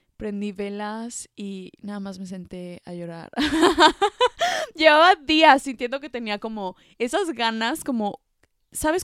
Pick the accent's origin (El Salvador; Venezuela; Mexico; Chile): Mexico; moved away as an adult; now in France; yo creciendo en México